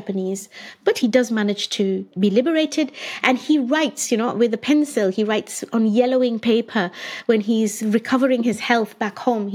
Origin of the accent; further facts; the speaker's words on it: India; moved away; I grew up in India. I studied, I did all my schooling there